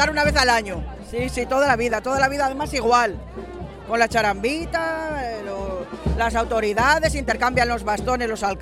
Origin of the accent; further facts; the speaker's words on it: Zamora, Castile and León, Spain; moved away; Pues que como somos de Zamora y estamos fuera, pues tenemos nostalgia